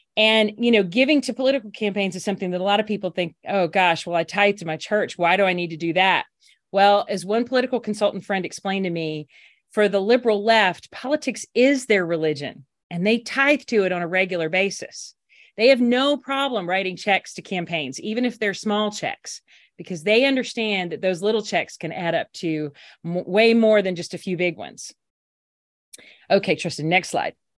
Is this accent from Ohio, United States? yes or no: no; Alabama, United States; also born or lived in Washington; came back to my home state of Alabama